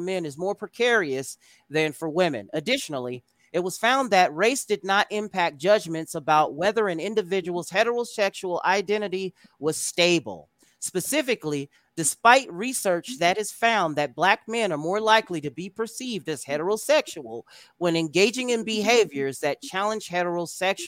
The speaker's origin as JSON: {"language": "English", "country": "United States", "said": "We're Americans"}